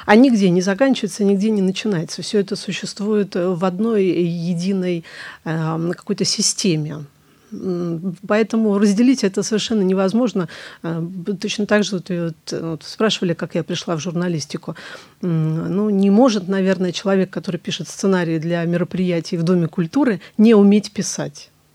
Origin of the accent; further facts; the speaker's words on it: Staraya Russa, Novgorod Oblast, Russia; moved away as an adult; now in Saint Petersburg, Russia; Вернулась в родной город, Старая Руса, город Достоевского